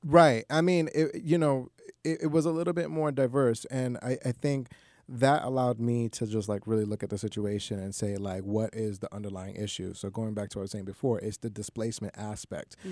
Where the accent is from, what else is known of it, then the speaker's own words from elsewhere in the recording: New York City, New York, United States; I, I grew up and w, born and raised in Queens